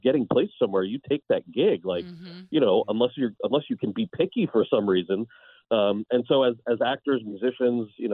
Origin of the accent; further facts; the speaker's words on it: New Jersey, United States; moved away; also born or lived in California; I was born and raised in New Jersey